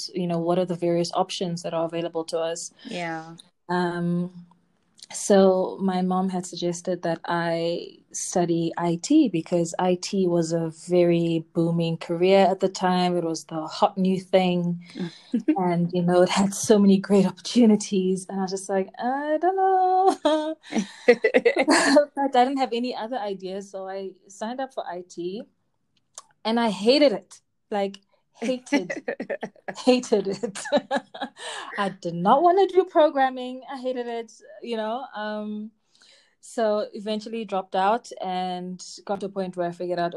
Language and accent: English; Durban, KwaZulu-Natal, South Africa; I was born and raised in Durban